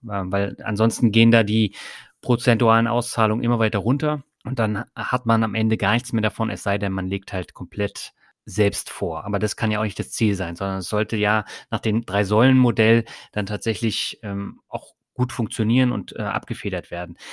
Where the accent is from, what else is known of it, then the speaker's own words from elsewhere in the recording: Germany; bei uns in Deutschland